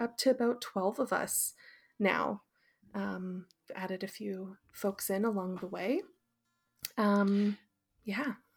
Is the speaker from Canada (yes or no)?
yes; Fraser Valley, British Columbia, Canada; also born or lived in Calgary; I grew up in the Fraser Valley in the mainland